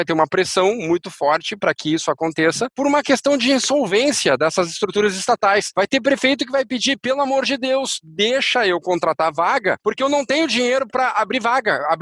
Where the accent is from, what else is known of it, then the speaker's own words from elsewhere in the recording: Uruguay; born there; Portuguese is a second language; Eu, nasci no Uruguai